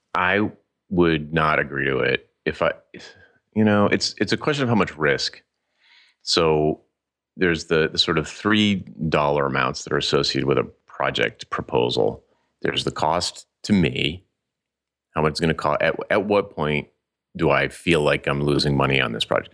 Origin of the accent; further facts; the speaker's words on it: Providence, Rhode Island, United States; little teeny Providence, Rhode Island